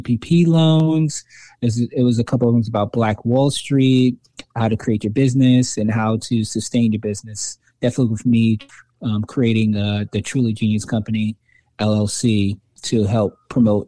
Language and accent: English; New York City, New York, United States; I'm originally from Brooklyn, New York